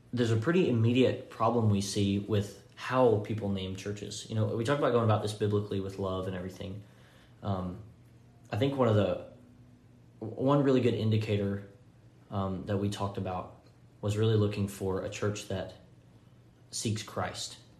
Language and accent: English; Florence, Alabama, United States; moved away as an adult; now in Henderson, Tennessee, United States; I'm from Florence, Alabama, is where my family lives